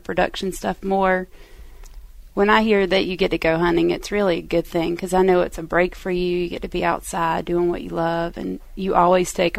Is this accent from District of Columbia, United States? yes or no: no; Charlotte, North Carolina, United States; I grew up in Mallard Creek, which is not far from Charlotte Motor Speedway